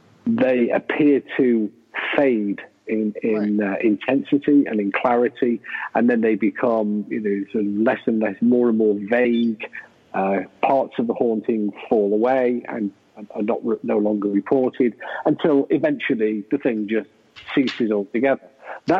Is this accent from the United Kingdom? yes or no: yes; England, United Kingdom; I'm English.